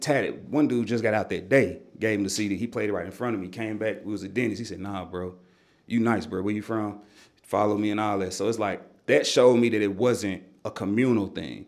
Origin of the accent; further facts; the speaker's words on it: Nashville, Tennessee, United States; I grew up in Nashville hip-hop culture